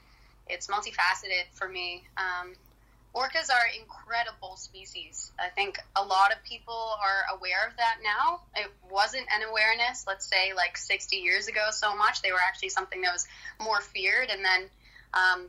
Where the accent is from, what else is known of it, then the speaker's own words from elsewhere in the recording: Canada; I'm Canadian, so I saw what was happening in my own backyard, essentially, in my own country